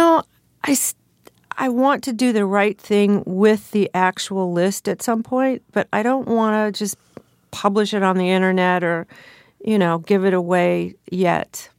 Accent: Southern California, United States; I grew up in Southern California

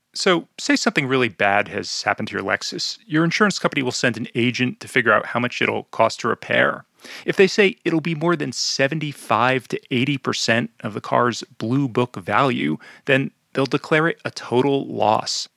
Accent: New Jersey, United States; my home state of New Jersey

